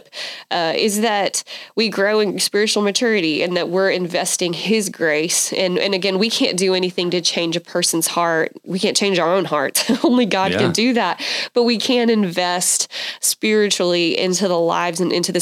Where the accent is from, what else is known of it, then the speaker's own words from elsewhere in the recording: Athens, Georgia, United States; moved away as an adult; now in Waco, United States; we had moved from my hometown of Athens, Georgia, to Waco, and I knew nobody